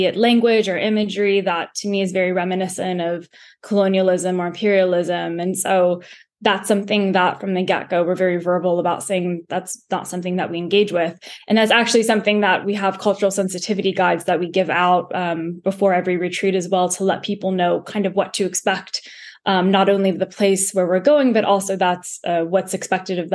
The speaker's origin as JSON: {"language": "English", "country": "United States", "said": "being an American"}